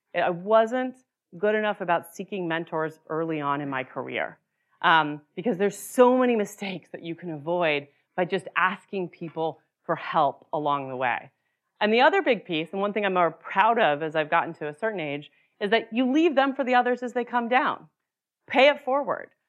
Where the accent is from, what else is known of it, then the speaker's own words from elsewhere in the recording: Utah, United States; moved away; I grew up in Utah